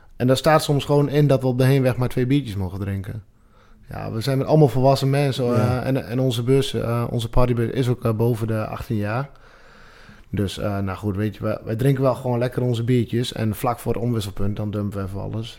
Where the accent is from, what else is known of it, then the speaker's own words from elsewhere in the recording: Drenthe, Netherlands; geboren en getogen in, eh, in de provincie zelf